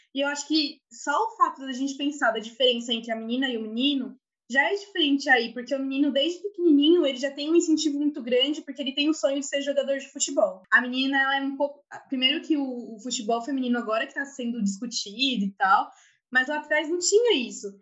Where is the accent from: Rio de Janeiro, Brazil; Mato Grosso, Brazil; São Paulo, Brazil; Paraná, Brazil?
São Paulo, Brazil; Santo André; Sou de Santo André